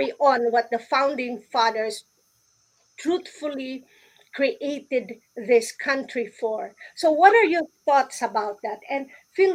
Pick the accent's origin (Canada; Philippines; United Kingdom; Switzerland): Philippines; I grew up in the Philippines